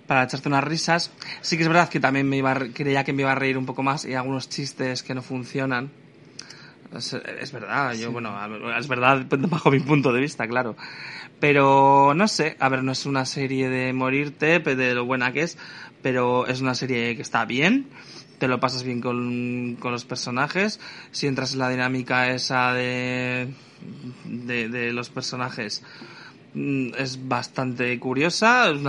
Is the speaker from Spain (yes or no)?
yes; Region of Murcia, Spain; yo soy murciana y está todo por encima.